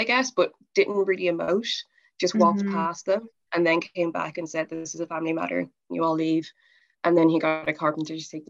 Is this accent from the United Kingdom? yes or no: yes; England, United Kingdom; I was born in England